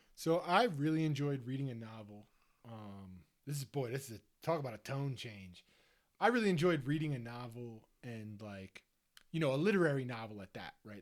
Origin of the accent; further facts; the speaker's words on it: Delaware County, Pennsylvania, United States; I'm from Delaware County